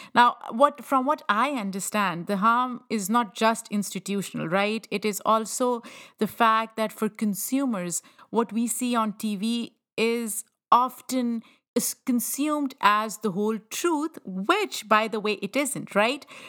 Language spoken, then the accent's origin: English; Pakistan; moved away; I grew up in Pakistan